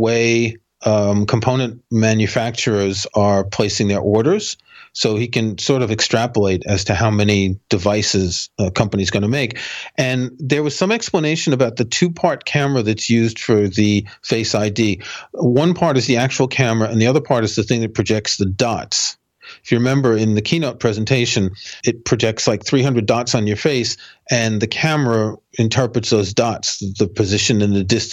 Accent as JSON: {"language": "English", "region": "New York", "country": "United States"}